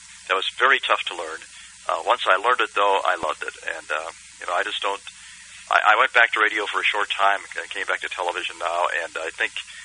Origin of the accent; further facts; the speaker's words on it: Indianapolis, Indiana, United States; I grew up in Indianapolis. I'm a kind of an indie kid.